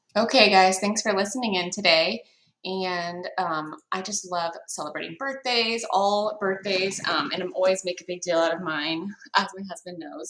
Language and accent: English; Grand Island, Nebraska, United States; moved away as an adult; I was born in Grand Island, Nebraska, right in the middle of the state, about population of 40,000. Um, lived there until I was 18 years old